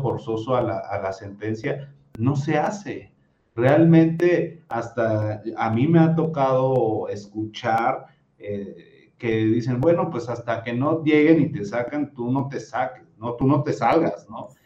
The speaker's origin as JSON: {"language": "Spanish", "country": "Mexico", "said": "nosotros como mexicanos"}